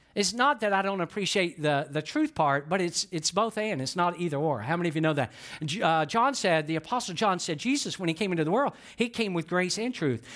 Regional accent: Georgia, United States; I'm from Georgia, and some of you never dreamed you could hear somebody from Georgia talk this fast

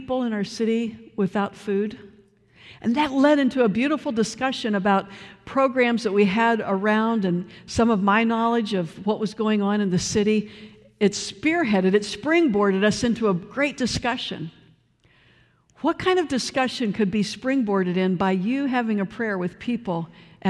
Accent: Cleveland, Ohio, United States; moved away; I come from Cleveland, Ohio

